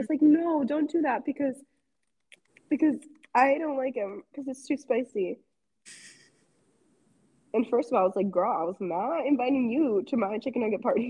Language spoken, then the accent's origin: English; United States; I'm American